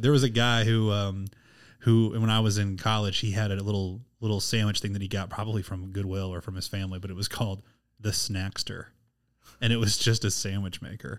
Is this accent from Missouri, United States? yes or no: yes; Missouri, United States; I'm from Missouri. I've only lived in Missouri my whole entire